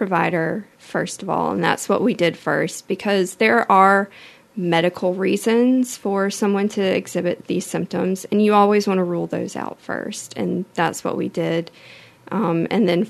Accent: Mobile, Alabama, United States; also born or lived in Tallahassee, Florida; I'm from Mobile, born and raised.

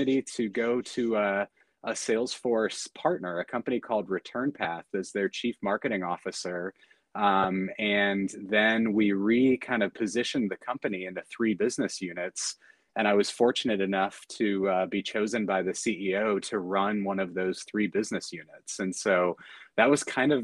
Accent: St. Louis, Missouri, United States; moved away; I grew up in the Midwest, so just in the St. Louis area.

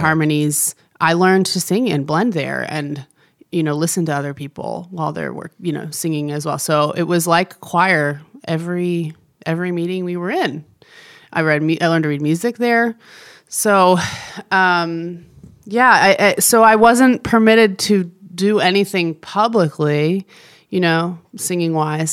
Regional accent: New Jersey, United States; moved away as an adult; now in Nashville, United States; grew up in New Jersey, lived there till I was eighteen, so I was really born and raised in the Northeast

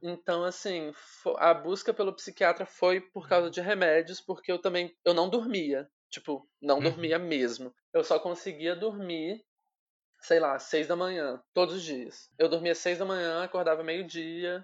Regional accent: Volta Redonda, Rio de Janeiro, Brazil; moved away as an adult; now in São Paulo, Brazil; eu sou de Volta Redonda, no interior do, do Rio. Só que atualmente eu tô morando em São Paulo

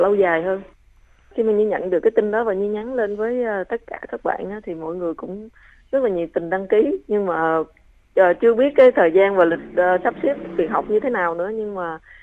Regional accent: Trà Vinh, Vietnam; moved away; đặc sản của quê hương mình

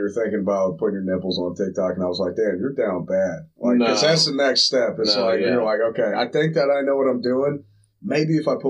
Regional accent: Atlanta, Georgia, United States; moved away; also born or lived in Akron, Ohio / Bryan, Texas / Austin, Texas; So I'm from Atlanta, but my family's from Akron. So I've lived up here before. And then moved down to Texas, started doing stand-up down there in Bryan, Texas. And then went to Austin and then came back up here.

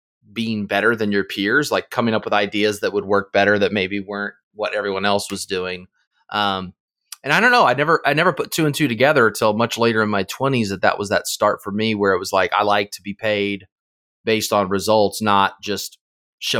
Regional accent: Indiana, United States; born or raised there

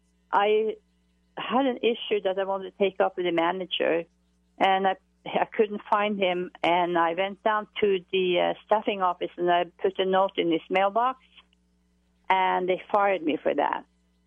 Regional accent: Norway; accent: Norwegian; I'm from Norway.

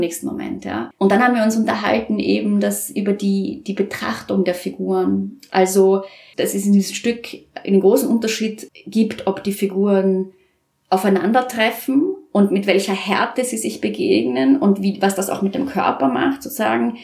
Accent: Vienna, Austria; moved away as an adult; now in Nuremberg, Germany; ich komme ja aus Wien

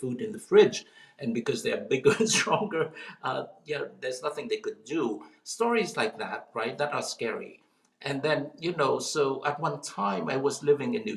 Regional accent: South Vietnam, Vietnam; now in United States; I come from, you know, I was born in South Vietnam, a country at war

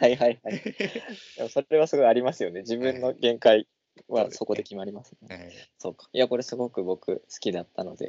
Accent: Nagoya, Aichi, Japan; moved away as an adult; also born or lived in Itabashi, Tokyo; 僕は名古屋

